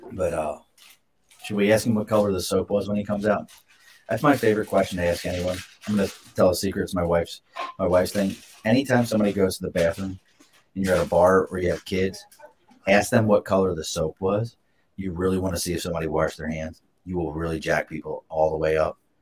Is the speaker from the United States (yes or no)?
yes; Baltimore, Maryland, United States; now in Albany, United States; I'm not from here originally. I grew up in Baltimore